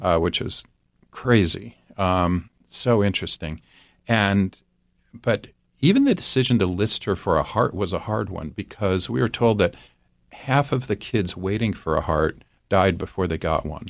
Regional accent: Midwest, United States; I'm from the Midwest

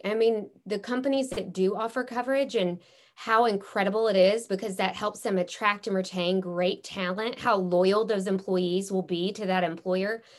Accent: Memphis, Tennessee, United States; I'm from Memphis, Tennessee

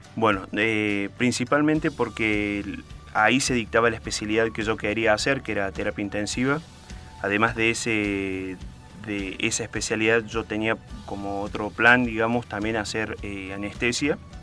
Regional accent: Córdoba, Argentina; yo soy de Córdoba

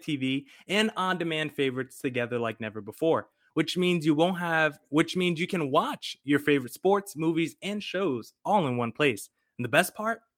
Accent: New Jersey, United States; moved away; Growing up in New Jersey

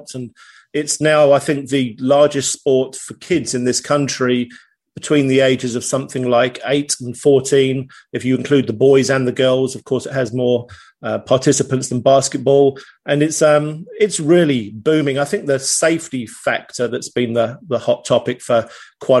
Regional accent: United Kingdom; moved away as an adult; now in East Tennessee, United States; I am a Brit abroad

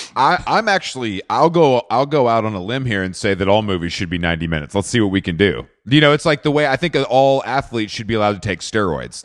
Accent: Atlanta, Georgia, United States; moved away; I'm from Atlanta originally

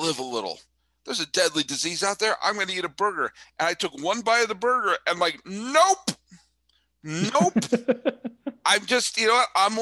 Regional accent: Massachusetts, United States; I'm from Massachusetts

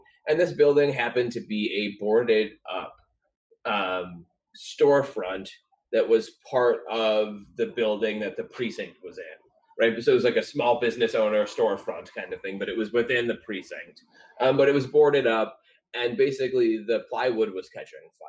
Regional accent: Chicago, Illinois, United States; now in Portland, United States; I come from Chicago

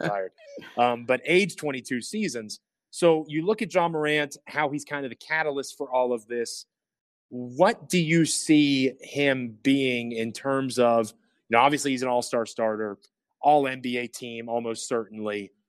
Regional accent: Northern Virginia, United States; I'm from Northern Virginia

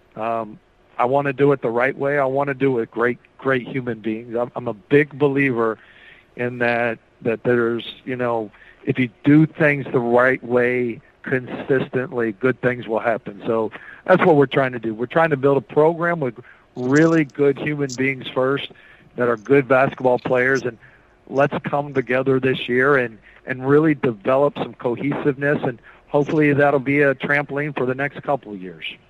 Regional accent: Noblesville, Indiana, United States; also born or lived in Lawrence, Indiana / Bloomington, Indiana; I'm from Indiana. I grew up in Lawrence and Noblesville, and I was born in Bloomington.

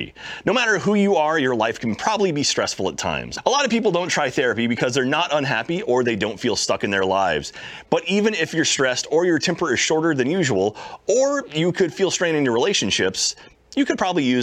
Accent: Texas, United States; I'm from Texas and I've never seen proper snow

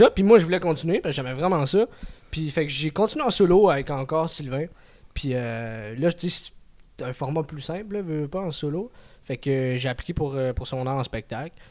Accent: Montreal, Quebec, Canada; first language French; je suis un gars de Montréal. Ok. moi, c'est. Ouais, c'est Montréal, les alentours.

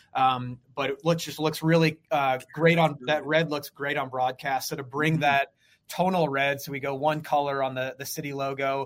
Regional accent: St. Louis, Missouri, United States; I'm born and raised in St. Louis

